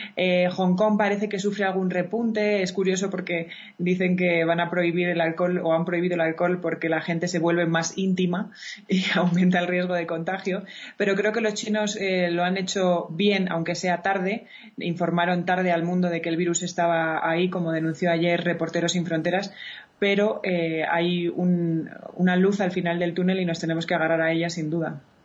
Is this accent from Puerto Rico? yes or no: no; Spain; como la española, que nos encanta estar en la calle